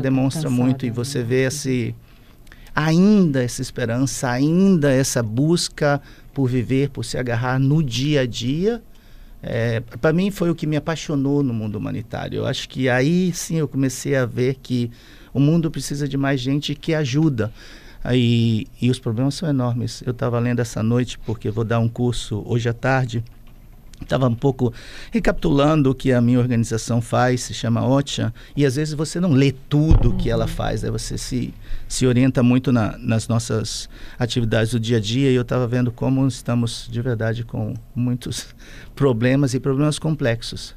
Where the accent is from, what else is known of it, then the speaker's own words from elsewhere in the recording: Vila Velha, Espírito Santo, Brazil; sou daqui, de Vitória, de, de Vila Velha, na verdade, de Capixaba de coração. É, vim para cá muito pequeno